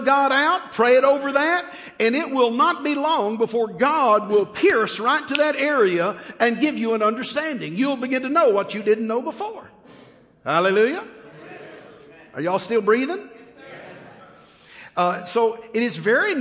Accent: Texas, United States; I'm a Texan

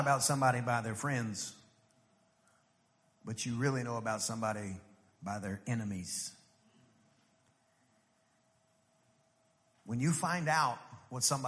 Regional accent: East Texas, United States; I'm from East Texas. In East Texas, we ate meat and potatoes

